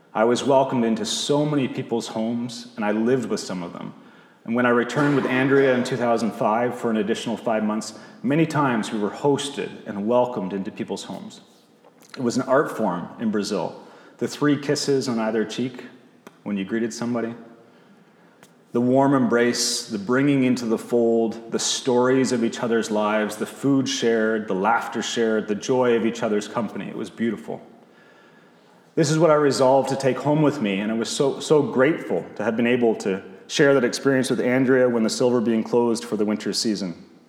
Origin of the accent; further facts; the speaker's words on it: Bowmanville, Ontario, Canada; also born or lived in St. Catharines, Ontario; I was born in St. Catharines, but grew up uh, as a child from 4 to 18 in Bowmanville